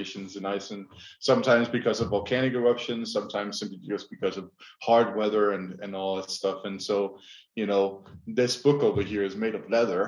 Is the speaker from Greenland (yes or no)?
yes; Greenland; I was raised in Greenland.